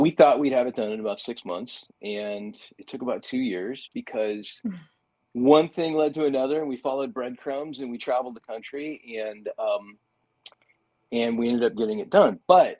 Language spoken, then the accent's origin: English; Oregon, United States; we grew up in Oregon.